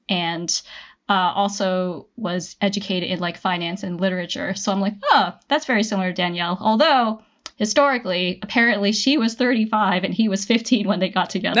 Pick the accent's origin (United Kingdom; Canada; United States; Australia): Canada; I am Canadian